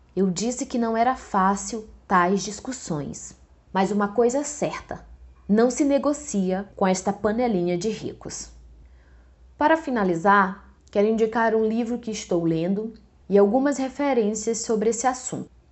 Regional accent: Northeast Region, Brazil; de onde eu venho, o Nordeste

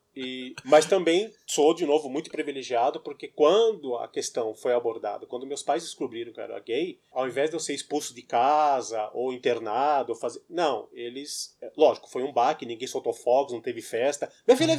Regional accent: São Paulo, Brazil; Nascido e criado em São Paulo

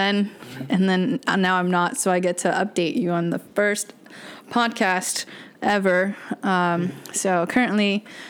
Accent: Texas, United States; moved away as an adult; now in Lakeland, United States; I am from Texas, and the way that I came here to Central Florida, specifically Lakeland, at the time I took a job that brought me out here

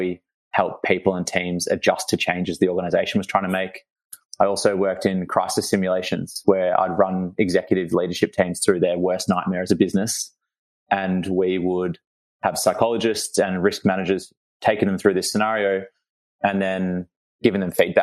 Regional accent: Melbourne, Victoria, Australia; I was born and bred in Melbourne. I went to school in the eastern suburbs

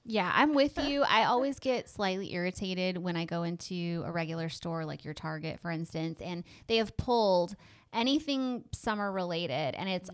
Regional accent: West Coast, United States; now in East Texas, United States; growing up on the West Coast where we really didn't have seasons

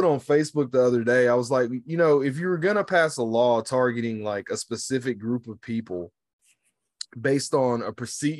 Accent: United States; I, as an American, like divorcing the fact that I'm a Black American

